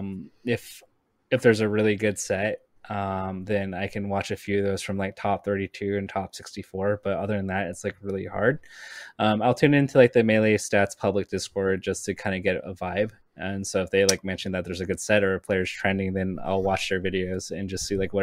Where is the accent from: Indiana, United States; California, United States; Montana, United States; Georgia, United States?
California, United States; Southern; I grew up in SoCal